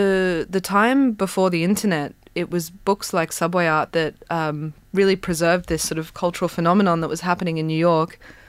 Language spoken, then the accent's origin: English; Brisbane, Queensland, Australia; growing up in Brisbane